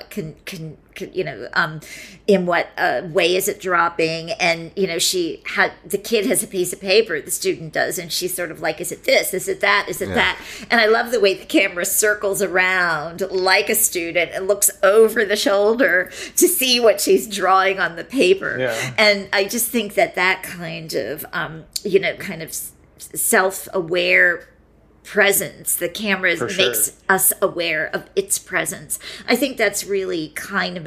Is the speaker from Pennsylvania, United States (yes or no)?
yes; Pennsylvania, United States; I grew up in Pennsylvania